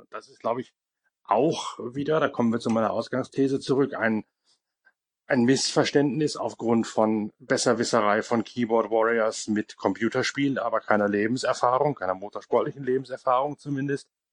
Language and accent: German; Northern Germany, Germany; bei uns in Norddeutschland